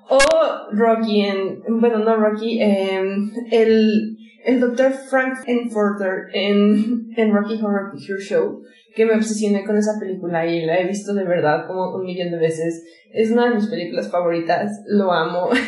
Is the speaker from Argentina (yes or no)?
no; Mexico; Porque creciendo en México